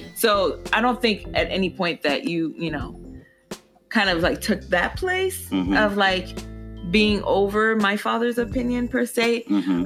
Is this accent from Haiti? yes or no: yes; Haiti; moved away; I'm originally, I was born in Haiti, I'm fully Haitian. My parents are Haitian